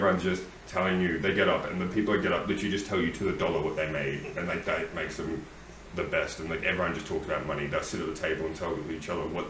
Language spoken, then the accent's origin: English; Sydney, New South Wales, Australia; Sydney. Australia. Raised and born.